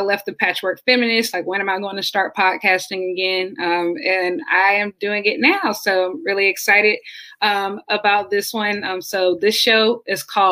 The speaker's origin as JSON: {"language": "English", "town": "Columbia", "region": "South Carolina", "country": "United States", "tie": "born or raised there", "said": "growing up in Columbia on a completely different side of town"}